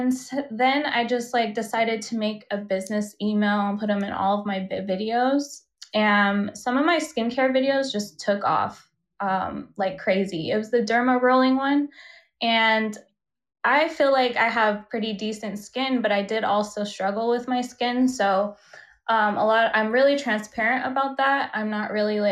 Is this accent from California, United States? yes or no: no; Las Vegas, Nevada, United States; I'm from Las Vegas, which is a very exciting place to grow up